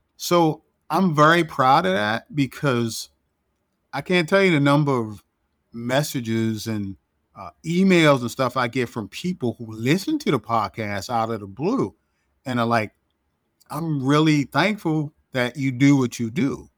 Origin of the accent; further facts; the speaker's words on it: Baltimore, Maryland, United States; moved away as an adult; also born or lived in Washington, D.C.; I'm from Baltimore, born and raised